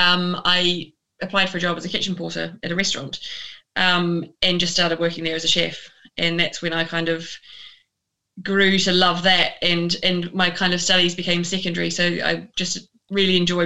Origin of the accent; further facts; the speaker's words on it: New Zealand; moved away as an adult; also born or lived in Otago; now in United Kingdom; growing up in New Zealand, surrounded by amazing produce and a love of food